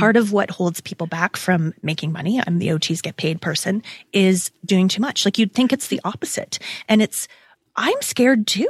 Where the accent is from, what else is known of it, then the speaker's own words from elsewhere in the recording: Toronto, Ontario, Canada; We're both Toronto girls